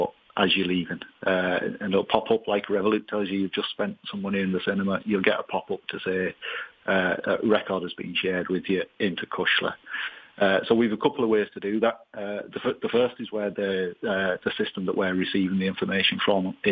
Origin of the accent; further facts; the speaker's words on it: Leeds, Yorkshire and the Humber, United Kingdom; moved away as an adult; now in Ireland; I'm originally from Leeds, but I moved to Ireland in 1997